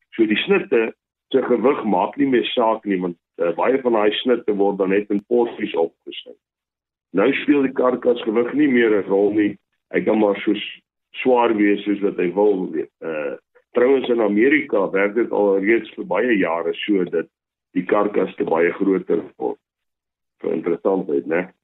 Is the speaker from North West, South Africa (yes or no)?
yes; Rustenburg, North West, South Africa; Ek het as boerseun groot geword in Rustenburg.